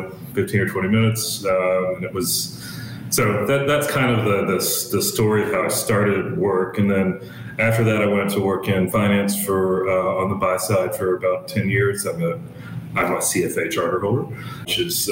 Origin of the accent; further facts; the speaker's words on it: Birmingham, Alabama, United States; now in Western Australia, Australia; can probably hear from my accent, I didn't grow up in Western Australia, but I grew up in Birmingham, Alabama, which is in the United States